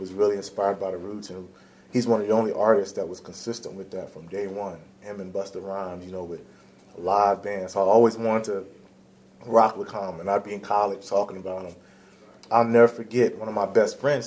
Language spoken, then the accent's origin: English; Philadelphia, Pennsylvania, United States; I'm from Philly, I'm a Philly boy